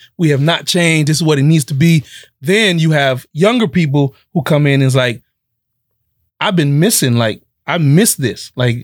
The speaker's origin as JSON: {"language": "English", "region": "the South", "country": "United States", "said": "I'm from the South"}